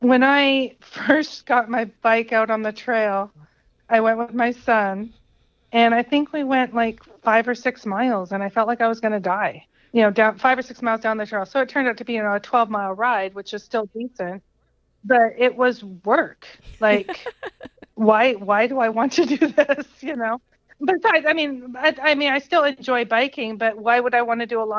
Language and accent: English; British Columbia, Canada; also born or lived in Sacramento area, United States; now in United States; I'm born and raised in Canada, so in BC.